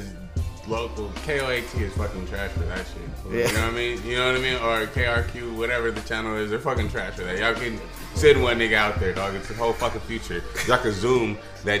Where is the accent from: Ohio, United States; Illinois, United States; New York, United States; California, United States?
California, United States; Barstow; I'm from a small town, I'm from Barstow.